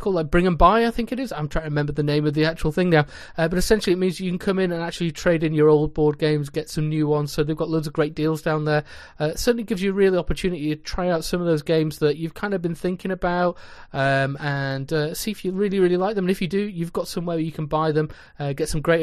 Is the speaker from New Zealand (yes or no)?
no; North West England, United Kingdom; I hail from the Twilight Zone, or more commonly known as the Northwest of England.